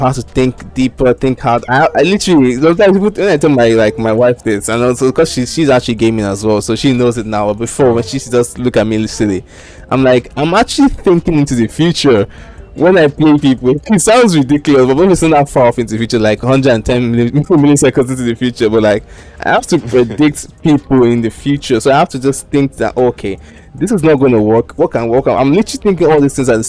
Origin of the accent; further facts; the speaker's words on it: Nigeria; also born or lived in United Kingdom; I'm Nigerian